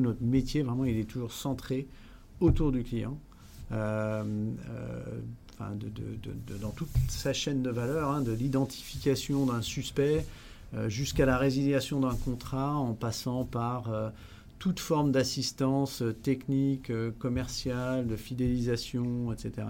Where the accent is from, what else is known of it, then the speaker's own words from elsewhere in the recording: France; moved away as an adult; also born or lived in Netherlands / Rotterdam, Netherlands; je suis hollandais à l'origine, même si j'ai passé une dizaine d'années dans mon enfance en France